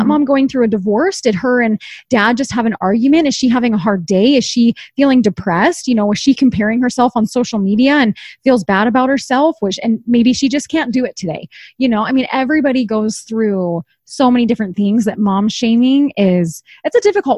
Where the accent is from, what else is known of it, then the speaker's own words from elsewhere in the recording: East Coast, United States; And I'm from the East Coast and I don't have family here.